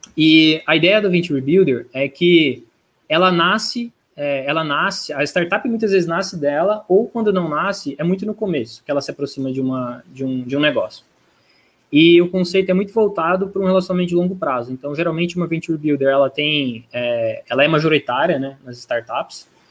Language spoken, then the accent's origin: Portuguese; Franca, São Paulo, Brazil; moved away as an adult; now in São Paulo, Brazil; nasci em São Paulo, mas molequinho vim para Franca, interior de São Paulo. É, fiquei aqui até meus 18 anos